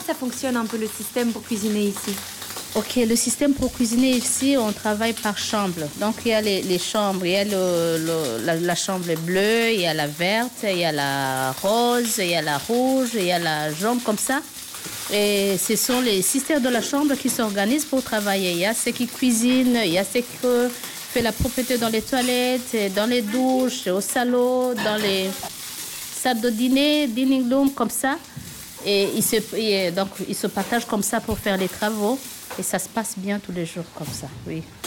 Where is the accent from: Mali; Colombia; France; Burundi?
Burundi; moved away; chez nous, au Burundi